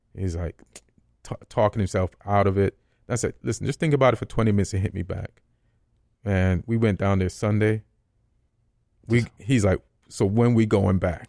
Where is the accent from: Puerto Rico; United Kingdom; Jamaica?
Jamaica; Saint Catherine; also born or lived in Spanish Town, Jamaica / Old Harbour, Jamaica / New York, United States; now in Los Angeles, United States; I grew up a lot in Saint Catherine